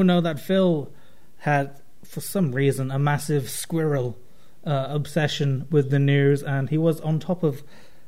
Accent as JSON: {"language": "English", "region": "London", "country": "United Kingdom", "accent": "London-y", "said": "my accent's all London-y"}